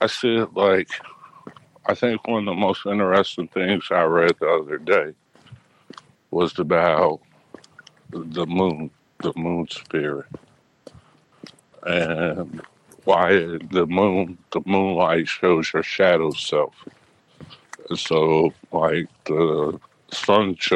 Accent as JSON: {"language": "English", "region": "Midwest", "country": "United States", "tie": "born or raised there", "said": "growing up in the Midwest"}